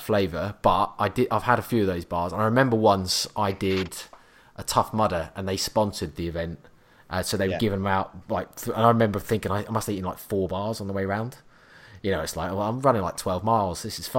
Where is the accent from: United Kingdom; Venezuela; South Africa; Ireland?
United Kingdom; Norwich, East of England; I'm from Norwich, which is the complete other arse end of the country.